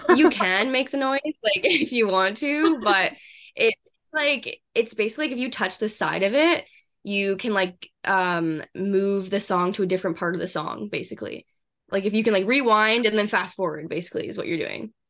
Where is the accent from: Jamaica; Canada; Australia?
Canada; Vancouver, British Columbia; moved away as an adult; now in Kelowna, Canada; I'm from Canada. I grew up in Vancouver